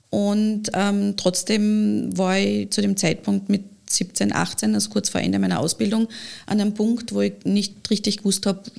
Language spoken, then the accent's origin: German; Lower Austria, Austria; ich bin ja keine gebürtige Kärntnerin, ich bin ja in mhm. Niederösterreich geboren